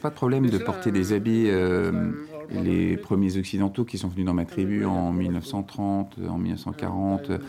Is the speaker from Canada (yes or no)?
no; Papua New Guinea; Je viens de Papouasie-Nouvelle-Guinée, d'une tribu des montagnes qui s'appelle la tribu des Houlis.